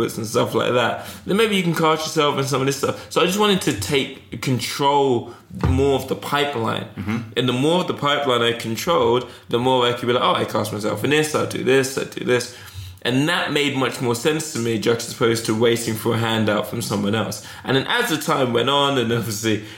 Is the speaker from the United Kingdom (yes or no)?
yes; Eastbourne, South East England, United Kingdom; also born or lived in Toronto; now in London, United Kingdom; I was growing up in Eastbourne.